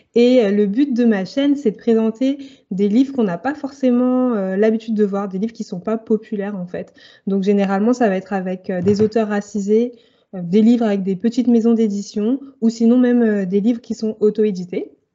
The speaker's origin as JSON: {"language": "French", "region": "Île-de-France", "country": "France", "tie": "born or raised there", "said": "Alors, j'ai grandi en Île-de-France, donc j'ai un peu vivoté entre la très très proche banlieue et Paris."}